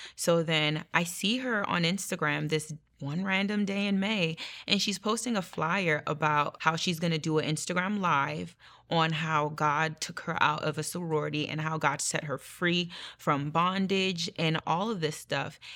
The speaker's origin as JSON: {"language": "English", "country": "Nigeria", "said": "I'm Nigerian, so religion is a big thing in our, um, culture"}